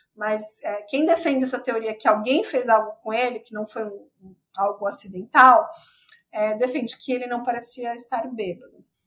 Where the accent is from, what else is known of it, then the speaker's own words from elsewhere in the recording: São Paulo, Brazil; que eu sou de São Paulo